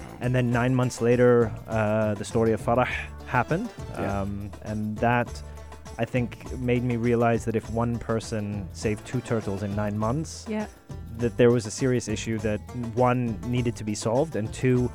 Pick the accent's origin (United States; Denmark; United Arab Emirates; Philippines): United Arab Emirates; Sharjah; Growing up in Sharjah, you know, on the beach every day